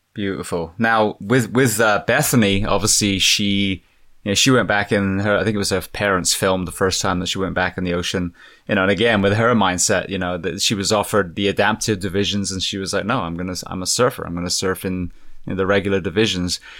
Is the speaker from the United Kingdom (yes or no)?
yes; England, United Kingdom; moved away; being English